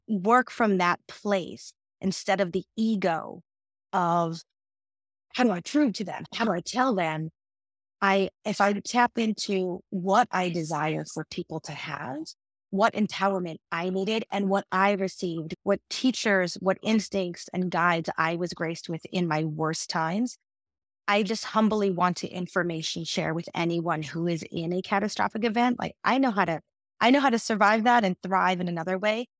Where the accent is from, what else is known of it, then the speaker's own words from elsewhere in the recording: United States; as an American-born woman